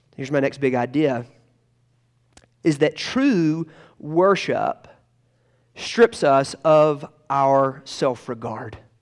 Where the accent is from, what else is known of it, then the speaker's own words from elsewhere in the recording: Tocqueville, Georgia, United States; moved away; the last time I ever preached in Tocqueville, Georgia, um, uh, which is my hometown